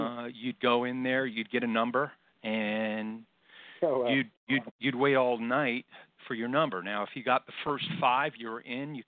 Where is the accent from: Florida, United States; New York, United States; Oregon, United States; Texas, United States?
New York, United States; New York City; I grew up in New York City. And I was born in Brooklyn and lived in just about every borough